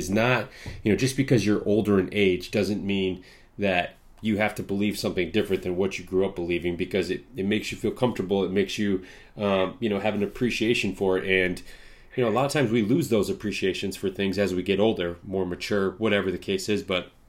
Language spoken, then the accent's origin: English; Midwest, United States; You know, I'm in the Midwest. I grew up in the Midwest.